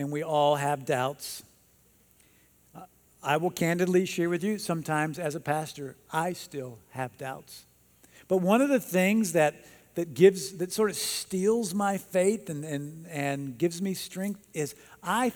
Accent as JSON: {"language": "English", "region": "North Carolina", "country": "United States", "tie": "born or raised there", "said": "I grew up in North Carolina."}